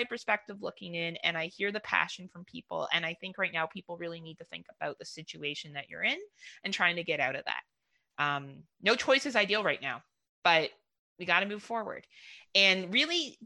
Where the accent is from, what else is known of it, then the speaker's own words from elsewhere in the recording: Canada; being a Canadian